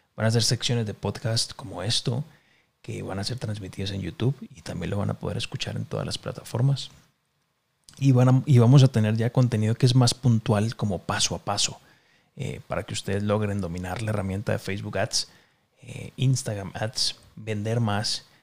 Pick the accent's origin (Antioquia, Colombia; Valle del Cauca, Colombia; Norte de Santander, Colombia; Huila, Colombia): Valle del Cauca, Colombia; Cali; now in Mexico City, Mexico; Yo soy de Cali, Colombia. En este momento estoy viviendo en la Ciudad de México